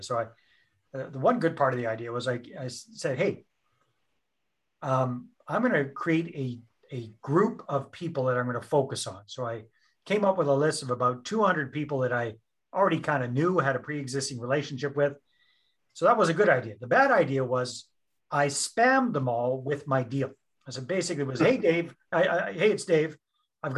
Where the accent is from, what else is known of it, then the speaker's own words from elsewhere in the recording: British Columbia, Canada; accent: Canadian; moved away as an adult; also born or lived in Costa Rica; I'm up in beautiful British Columbia, Canada, and born and raised here, but spent almost 14 years living overseas, 10 of those years in Costa Rica.